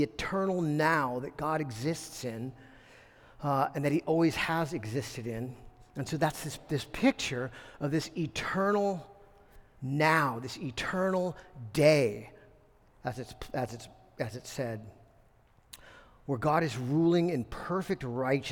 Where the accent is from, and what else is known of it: United States